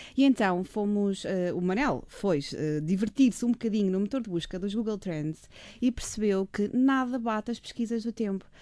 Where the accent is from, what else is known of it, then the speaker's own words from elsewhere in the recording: Figueira da Foz, Centro, Portugal; nascida e criada na Figueira da Foz